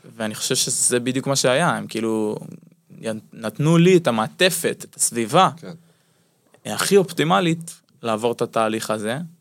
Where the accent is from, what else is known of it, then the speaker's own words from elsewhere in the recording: Jezreel Valley, Northern District, Israel; לאולם שאני גדלתי בו בתור ילד, בתור נער בעמק יזרעאל שמשחק כדורסל במועדון